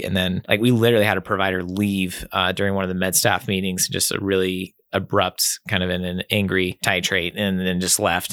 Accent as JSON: {"language": "English", "town": "Nine Mile Falls", "region": "Washington", "country": "United States", "tie": "born or raised there", "said": "I grew up in Nine Mile Falls, kind of just, uh, west of Spokane"}